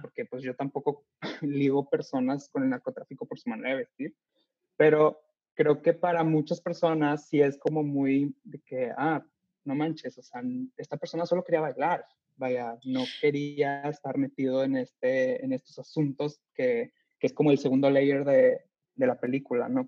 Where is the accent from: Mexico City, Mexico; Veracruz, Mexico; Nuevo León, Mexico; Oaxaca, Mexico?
Nuevo León, Mexico; Monterrey; de donde yo soy, yo nací aquí